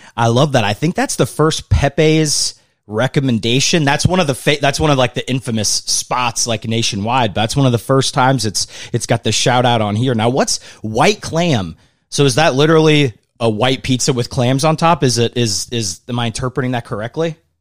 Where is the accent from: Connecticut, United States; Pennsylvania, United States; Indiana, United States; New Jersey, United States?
Indiana, United States; Indianapolis; Indianapolis, my city, my hometown, crossroads of America